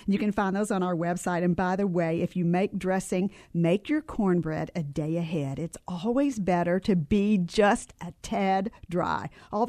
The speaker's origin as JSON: {"language": "English", "region": "Tennessee", "country": "United States", "tie": "born or raised there", "said": "I grew up in Tennessee."}